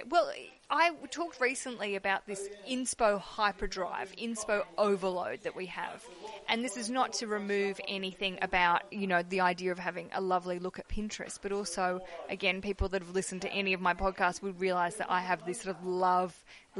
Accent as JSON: {"language": "English", "country": "Australia"}